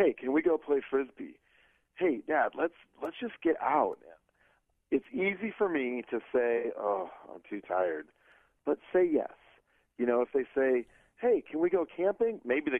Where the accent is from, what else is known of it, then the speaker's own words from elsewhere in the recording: Iowa, United States; I grew up in Iowa, so I know what that feels like.